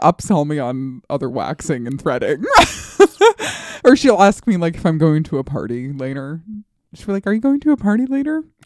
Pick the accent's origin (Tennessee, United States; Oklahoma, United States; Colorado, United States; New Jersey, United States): Colorado, United States; moved away; I grew up in Colorado